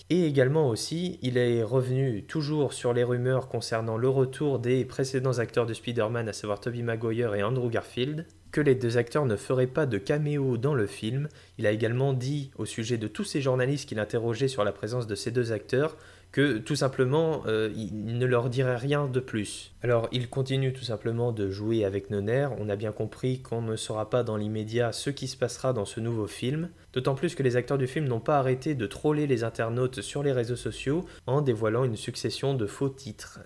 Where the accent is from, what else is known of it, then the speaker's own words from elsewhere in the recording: France; chez nous en France